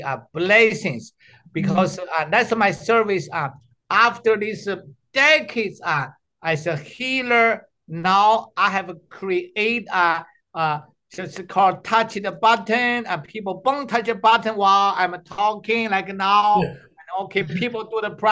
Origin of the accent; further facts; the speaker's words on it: China; moved away; also born or lived in Canada; I'm the doctor from China.